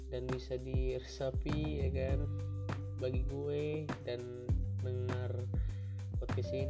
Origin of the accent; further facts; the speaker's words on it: Bandar Lampung, Lampung, Indonesia; Asal dari Bandar Lampung